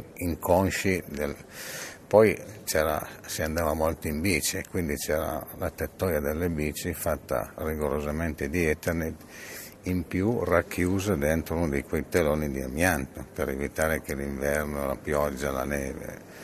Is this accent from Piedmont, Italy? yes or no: yes; Casale Monferrato, Piedmont, Italy; sono nato a Casale, ho fatto 65 anni da poco e eh, da piccolo nel mio cortile c'avevo diverse persone